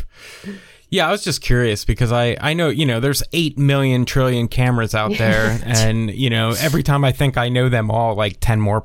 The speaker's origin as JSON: {"language": "English", "region": "East Coast", "country": "United States", "tie": "born or raised there", "moved": "yes", "lives_now": "Tennessee, United States", "said": "Because I grew up on the East Coast, you know, I was 3 hours away from the beach my whole life, and being stuck in Tennessee now"}